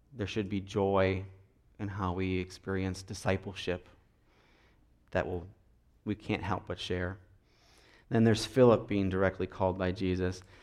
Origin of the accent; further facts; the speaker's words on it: Minnesota, United States; I'm from Minnesota